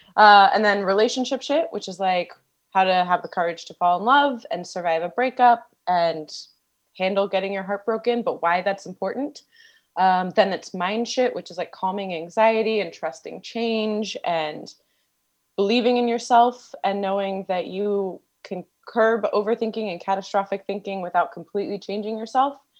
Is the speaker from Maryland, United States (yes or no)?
yes; D.C., Maryland, United States; I grew up outside of Washington, D C, and Maryland